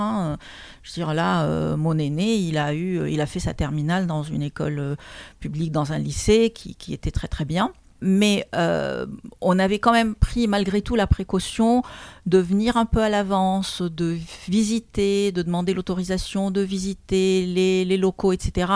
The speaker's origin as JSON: {"language": "French", "country": "Lebanon", "tie": "born or raised there", "also_born_or_lived": "Moscow, Russia / Warsaw, Poland", "moved": "as an adult", "lives_now": "France", "said": "je suis arrivée en France à l'âge de 25 ans parce que je suis née au Liban d'une famille libanaise"}